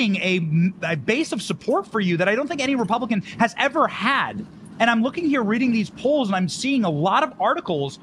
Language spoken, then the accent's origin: English; Iowa, United States; I'm from the Midwest. I'm from Iowa.